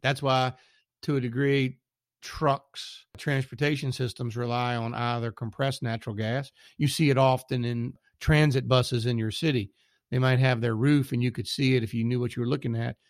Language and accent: English; south of the Mason Dixon, United States; accent: Southern; also born or lived in Texas; now in Richmond, United States; I live somewhere south of the Mason Dixon